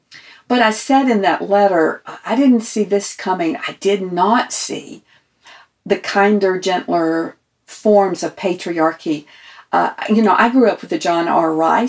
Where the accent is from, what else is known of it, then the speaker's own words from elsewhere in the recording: the South, United States; And I liken it to growing up in the South in the separate but equal era.